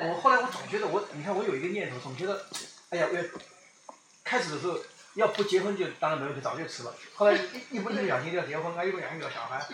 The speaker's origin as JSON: {"language": "Chinese", "country": "China", "said": "我自己作为一个中国人"}